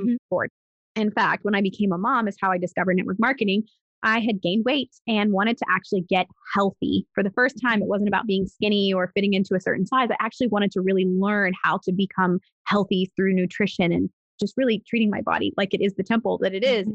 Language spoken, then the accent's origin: English; Pittsburgh, Pennsylvania, United States; moved away as an adult; also born or lived in Arizona / Texas; I was born and raised in Pittsburgh, Pennsylvania, and I lived there up until I was 21.